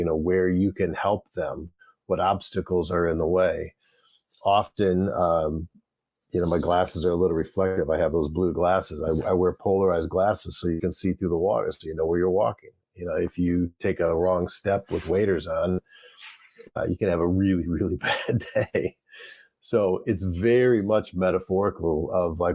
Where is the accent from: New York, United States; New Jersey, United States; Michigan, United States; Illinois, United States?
Michigan, United States; Flint; growing up in the Flint, Michigan area